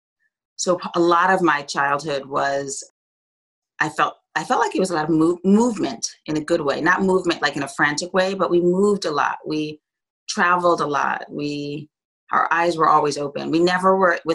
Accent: New York City, New York, United States; I was raised on the Upper West Side, on 81st and Riverside.

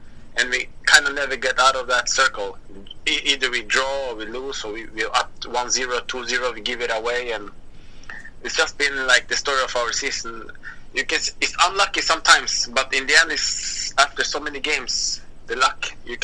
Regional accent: Moss, Østfold, Norway; I grew up in Moss.

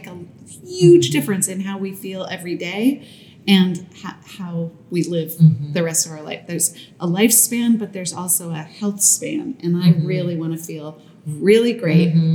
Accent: New York, United States; being a New Yorker

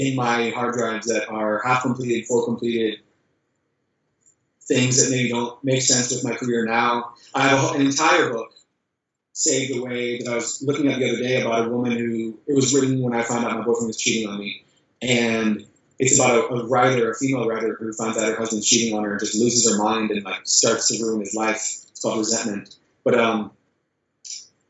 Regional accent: Jacksonville Beach, Florida, United States; my hometown called Jack's Beach. It's a perfect little beachy ocean town in Florida

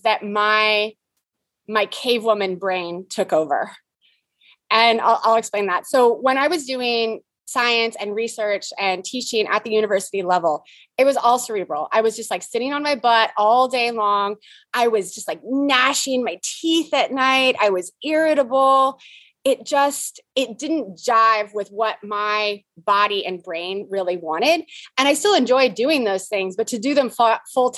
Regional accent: San Diego, California, United States; moved away as an adult; also born or lived in Abu Dhabi; now in Texas, United States; I am from San Diego.

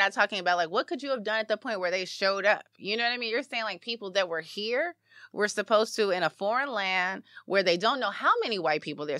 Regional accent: Chicago, Illinois, United States; I'm from Chicago.

